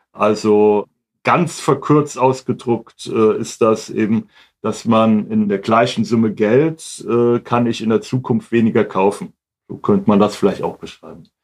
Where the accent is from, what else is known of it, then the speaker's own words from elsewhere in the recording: Hamburg, Germany; moved away as an adult; now in Wiesbaden, Germany; ursprünglich komme ich aus Hamburg